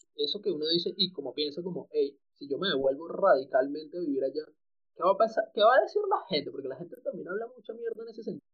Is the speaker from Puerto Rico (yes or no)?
no; Maracay, Aragua, Venezuela; also born or lived in Colombia; now in Bogotá, Colombia; nosotros que somos de Maracay